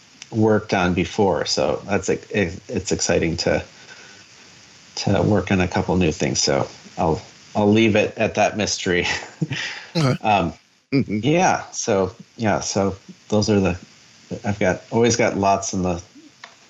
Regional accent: Michigan, United States; growing up in Michigan

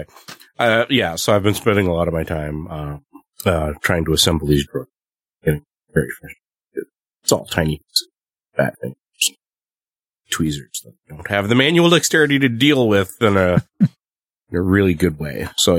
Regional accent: Canada; I'm the Canadian.

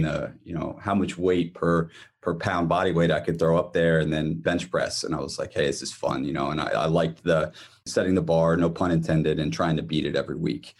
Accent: Columbus, Ohio, United States; moved away as an adult; now in Bloomington, United States; I'm from Columbus, Ohio, born and raised, and then spent probably half my life here in Bloomington now.

